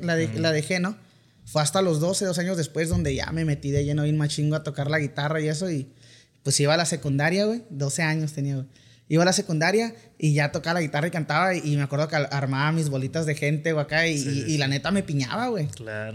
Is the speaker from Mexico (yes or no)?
yes; Mexicali, Baja California, Mexico; accent: Sinaloa; also born or lived in Culiacán, Sinaloa; soy nacido en Culiacán, pero la verdad me crié en Mexicali